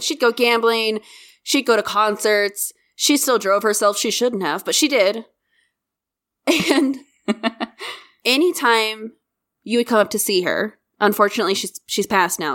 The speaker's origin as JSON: {"language": "English", "region": "Kansas", "country": "United States"}